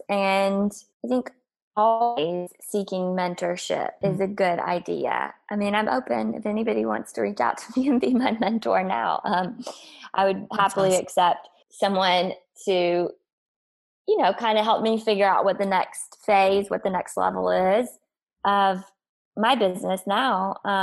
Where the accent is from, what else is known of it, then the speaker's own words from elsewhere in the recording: South Carolina, United States; moved away as an adult; also born or lived in Northeast United States; now in Los Angeles, United States; growing up in South Carolina